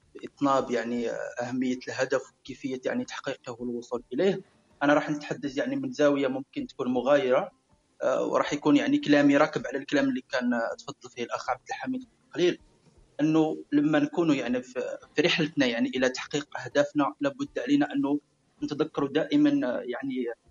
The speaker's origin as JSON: {"language": "Arabic", "country": "Algeria", "said": "نقولوا عندنا في الجزائر"}